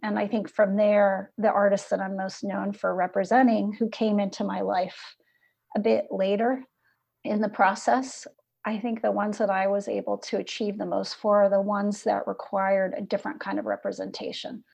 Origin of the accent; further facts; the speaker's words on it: Midwest, United States; moved away as an adult; also born or lived in California / New York; growing up in the Midwest